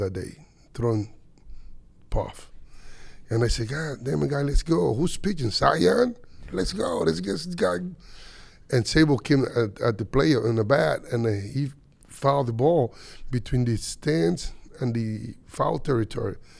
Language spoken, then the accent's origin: English; Dominican Republic; moved away; I came out from Dominican from a little town that nobody even know.